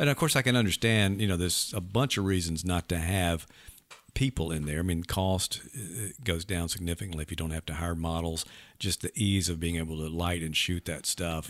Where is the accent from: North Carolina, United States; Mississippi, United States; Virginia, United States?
Mississippi, United States; Leland; growing up in Leland, we had one in Greenville